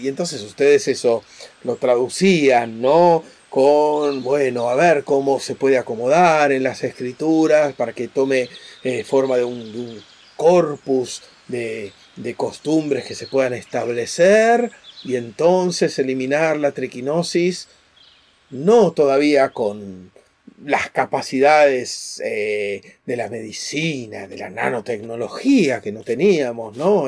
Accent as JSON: {"language": "Spanish", "country": "Argentina", "said": "somos argentinos"}